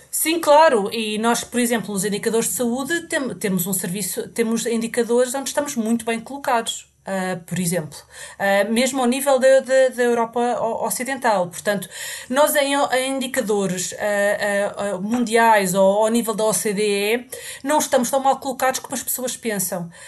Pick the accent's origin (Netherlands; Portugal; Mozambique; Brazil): Portugal; moved away as an adult; also born or lived in England; now in United Kingdom; eu saí de Portugal uh, quando acabei, uh, pouco depois de ter acabado a faculdade